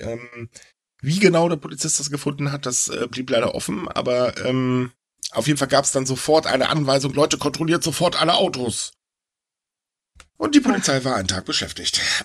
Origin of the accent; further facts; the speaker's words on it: Northern Germany, Germany; ich bin kein Bayer, ich bin gefälligst Norddeutscher.